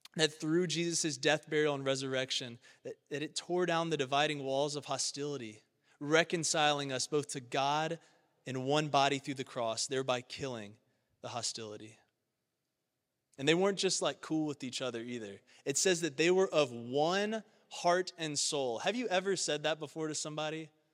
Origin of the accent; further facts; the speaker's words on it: Baton Rouge, Louisiana, United States; now in Cincinnati, United States; I was born in South Louisiana, Baton Rouge, the seat to the capital of Louisiana